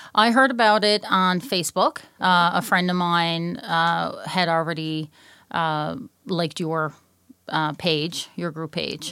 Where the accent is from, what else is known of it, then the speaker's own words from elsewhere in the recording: Newfoundland and Labrador, Canada; moved away; I'm from Newfoundland.